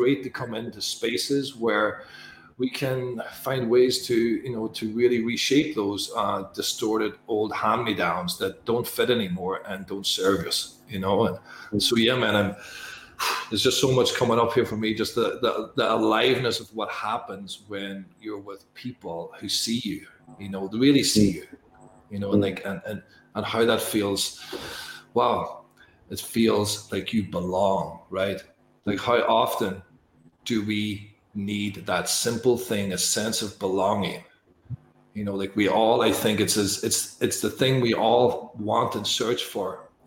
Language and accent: English; Northern Ireland, United Kingdom; I'm from Northern Ireland